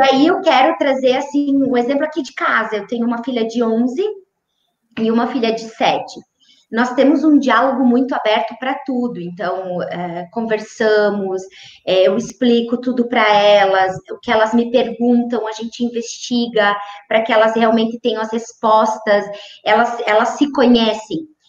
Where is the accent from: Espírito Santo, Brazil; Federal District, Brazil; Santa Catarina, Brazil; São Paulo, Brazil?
Santa Catarina, Brazil; Maravilha; moved away; foram os, os anos mais lindos da minha infância morar em Maravilha